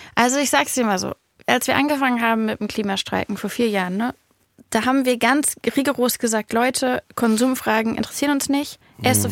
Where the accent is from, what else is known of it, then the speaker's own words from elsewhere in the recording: Berlin, Germany; als Berliner